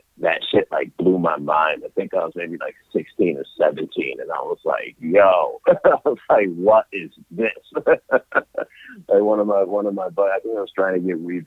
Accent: Rochester, New York, United States; I'm from Rochester, New York, but I grew up in a suburb a little outside of there

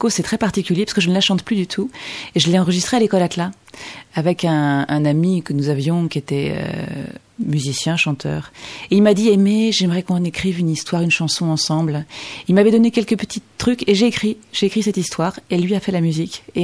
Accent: Chartres, Centre-Val de Loire, France; c'est que j'ai grandi à Chartres. Je vivais dans, au musée de Chartres.

